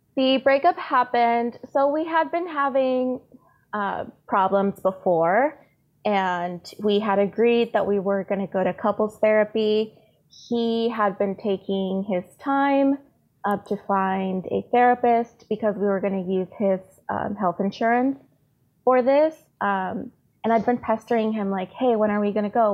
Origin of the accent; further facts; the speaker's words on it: San Diego, California, United States; also born or lived in Tijuana, Mexico; So I was born in San Diego, but my family is all in Tijuana. So I've always been back and forth across the border